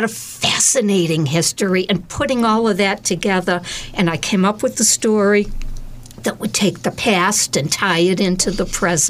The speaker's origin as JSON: {"language": "English", "town": "Abington", "country": "United States", "tie": "born or raised there", "said": "I grew up in Abington, and it was like Leave It to Beaver."}